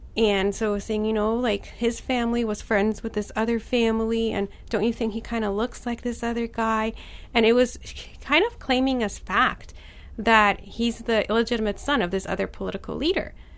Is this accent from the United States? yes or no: no; Poland; I was born in Poland